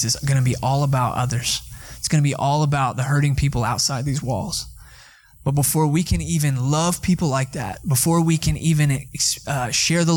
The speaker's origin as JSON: {"language": "English", "town": "Atlanta", "region": "Georgia", "country": "United States", "moved": "yes", "lives_now": "Texas, United States", "said": "I'm from Atlanta, Georgia. I'm a city boy"}